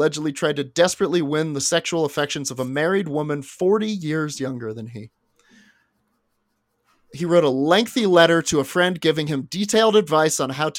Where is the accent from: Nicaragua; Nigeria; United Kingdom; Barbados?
United Kingdom; Scotland; I'm from Scotland.